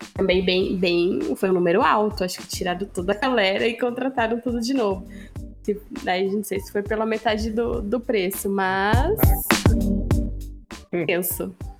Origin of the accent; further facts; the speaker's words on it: Sorocaba, São Paulo, Brazil; sou de Sorocaba